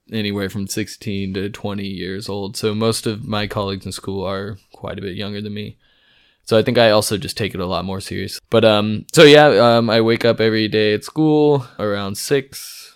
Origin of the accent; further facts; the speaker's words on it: California, United States; moved away as an adult; now in Freiburg, Germany; I am from California.